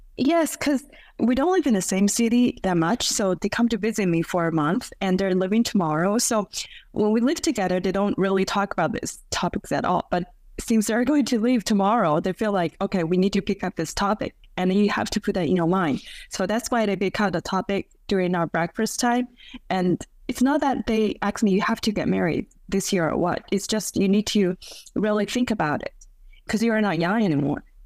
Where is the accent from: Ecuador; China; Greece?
China; now in Beijing, China; my hometown in second tier city